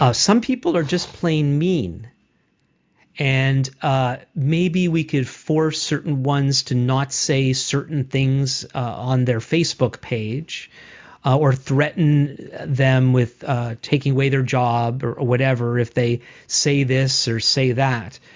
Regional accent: Montreal, Quebec, Canada; as a Jewish person myself, grew up in Montreal, mainly in a, in a in a Jewish world

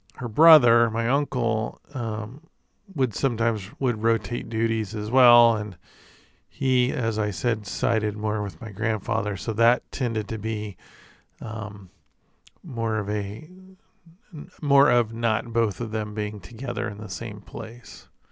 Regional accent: Corvallis, Oregon, United States; I was born in Corvallis, if you know anything about Oregon geography

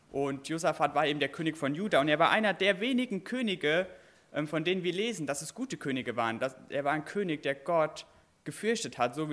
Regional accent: Derschen, Rhineland-Palatinate, Germany; Ich komme vom Westerwald auch. Ähm, ich komme aus Derschen, ich weiß nicht, ob jemand kennt, Derschen bei Daden.

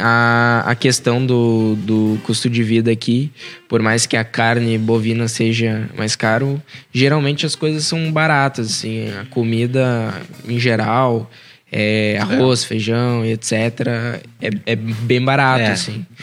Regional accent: Rio Grande do Sul, Brazil; now in Portugal; a gente é gaúcho

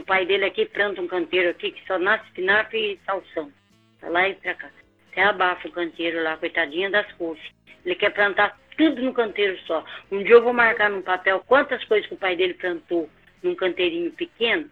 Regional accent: Minas Gerais, Brazil; Eu sou mineira, imagina, criada em Minas, tudo

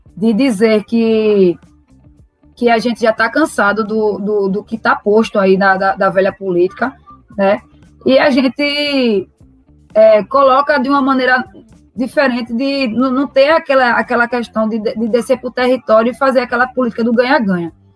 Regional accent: Recife, Pernambuco, Brazil; eu sou nascida e criada no Morro, é, no Morro da Conceição

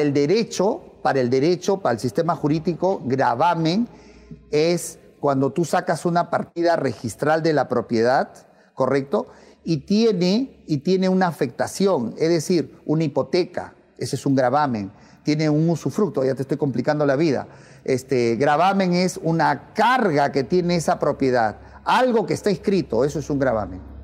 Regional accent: Peru; en mi país

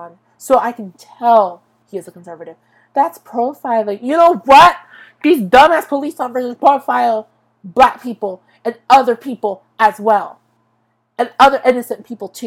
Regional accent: Tulare County, California, United States; I was born in Tulare County. I've been in this county for 23 years. Ever since birth

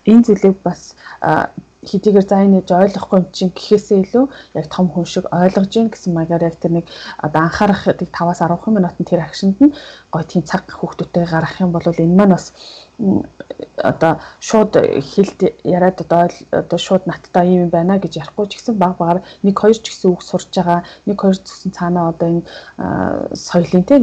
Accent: Mongolia; moved away as an adult; now in South Korea; би чинь хотыг бодвол хөдөөний хүүхдээс учраас

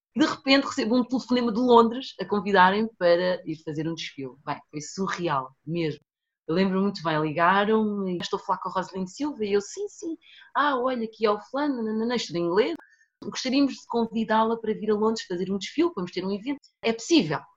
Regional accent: Portugal; also born or lived in São Tomé and Príncipe; nasci em Santo Tomé e Príncipe, uhum. vim para Portugal muito pequenina com os meus pais, eu tinha 4 anos

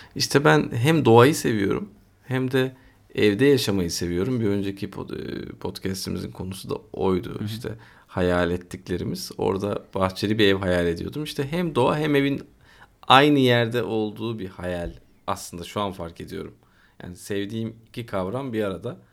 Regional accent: Istanbul, Turkey; buradayız işte burada doğduk büyüdük

